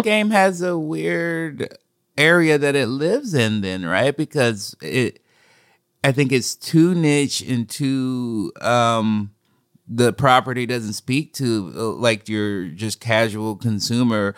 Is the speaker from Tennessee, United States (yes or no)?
no; Oregon, United States; I grew up in Oregon